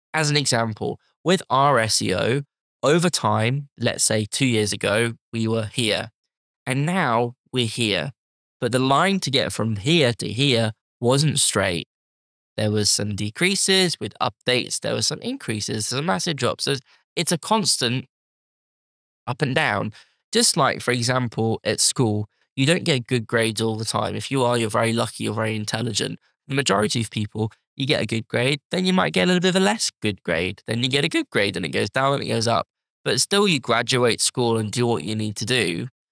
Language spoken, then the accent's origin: English; United Kingdom; as us British